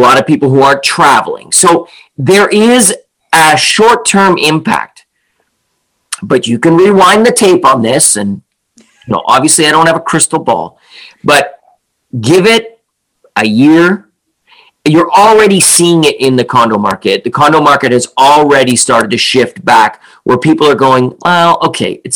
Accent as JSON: {"language": "English", "country": "Canada", "also_born_or_lived": "Lions Bay / East Vancouver", "lives_now": "Vancouver, Canada", "said": "I'm Canadian"}